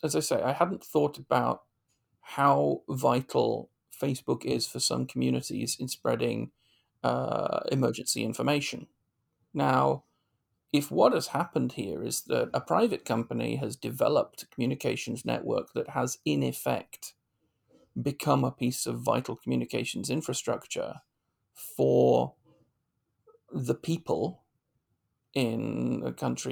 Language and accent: English; United Kingdom; as a British commentator